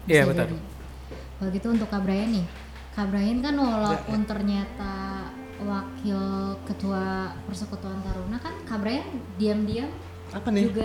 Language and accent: Indonesian; Batang, Central Java, Indonesia; kan saya orang Batang.